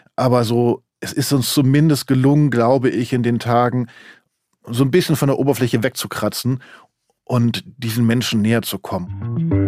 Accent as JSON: {"language": "German", "country": "Germany", "said": "wir Deutschen"}